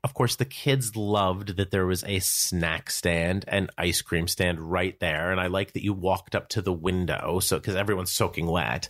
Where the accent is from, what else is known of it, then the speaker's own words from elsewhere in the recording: New Jersey, United States; I'm from New Jersey